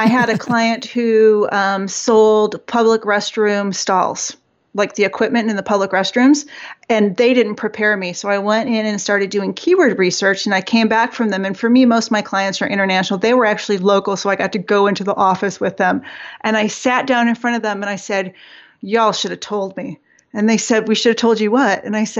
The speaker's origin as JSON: {"language": "English", "town": "Detroit", "region": "Michigan", "country": "United States", "said": "I am from Detroit, but I have two sisters who moved to Georgia probably 20 years ago"}